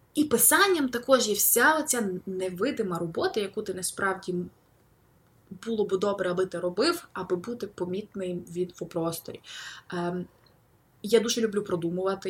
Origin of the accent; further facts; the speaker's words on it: Lviv, Lviv Oblast, Ukraine; я львів'янка